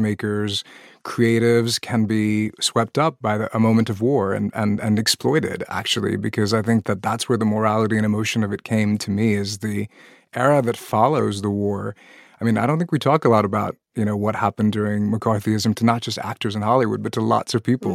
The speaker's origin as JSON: {"language": "English", "country": "Pakistan", "moved": "yes", "said": "I'm originally from Pakistan, a country that joined the nuclear arms race, had tests as well"}